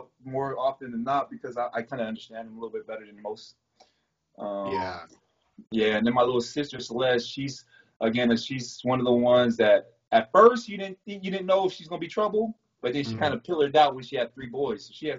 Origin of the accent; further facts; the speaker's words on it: American Samoa; born there; also born or lived in California; I was born in American Samoa. So half of my brothers and sisters are American Samoa, and half of us were in California.